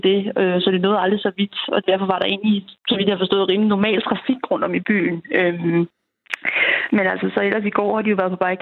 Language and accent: Danish; Denmark; vi er mange danskere